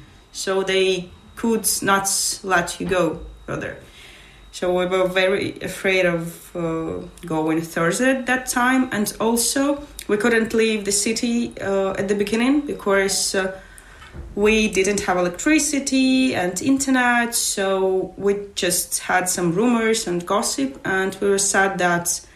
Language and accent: English; Mariupol, Donetsk Oblast, Ukraine; English is a second language; moved away as an adult; now in Sligo, Ireland; I'm from Mariupol and I spent that hard time there, and I left the city only in May.